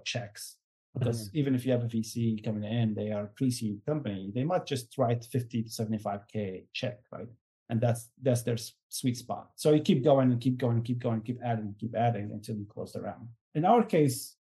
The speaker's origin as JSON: {"language": "English", "country": "Syria", "said": "I'm from Syria"}